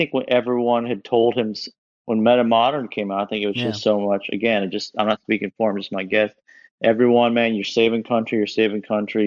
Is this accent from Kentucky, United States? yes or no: yes; Kentucky, United States; I grew up in Kentucky where kind of everyone had a guitar around.